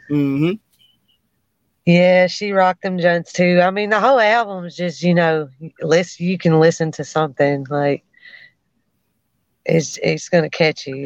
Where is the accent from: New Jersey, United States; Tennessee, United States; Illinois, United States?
Tennessee, United States; Frayser; I was raised in Frayser, and I mean I got to know a lot of good people